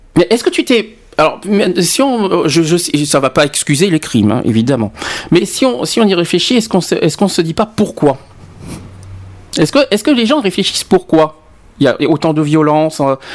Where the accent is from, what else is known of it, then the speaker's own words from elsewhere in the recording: Bordeaux, Nouvelle-Aquitaine, France; quand j'étais petit, à Bordeaux